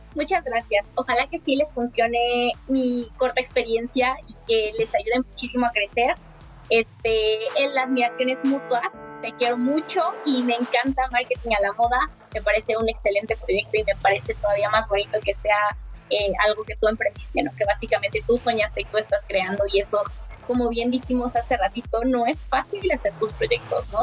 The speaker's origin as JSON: {"language": "Spanish", "country": "Mexico", "said": "mi país"}